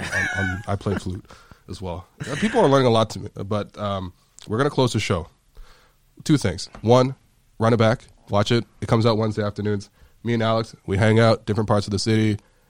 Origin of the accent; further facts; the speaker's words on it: Toronto, Ontario, Canada; I'm from the West End, oddly enough. There's not a lot of Asians in the West End, necessarily, of Toronto.